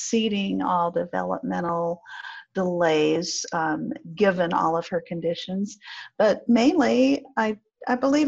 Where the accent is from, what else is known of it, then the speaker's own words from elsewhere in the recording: Flint, Michigan, United States; I'm from Flint, Michigan